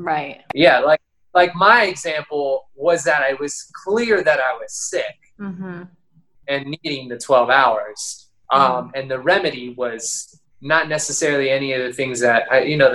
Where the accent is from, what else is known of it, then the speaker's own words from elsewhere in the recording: Phoenix, Arizona, United States; moved away; I'm from Phoenix.